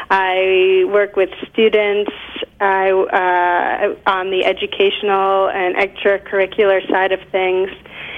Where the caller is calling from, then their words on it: Great Barrington, Massachusetts, United States; I am calling you from, I am actually in Great Barrington, Massachusetts, right now in South Berkshire County.